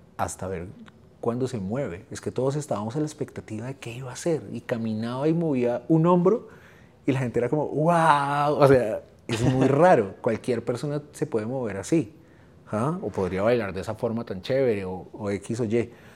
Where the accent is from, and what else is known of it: Colombia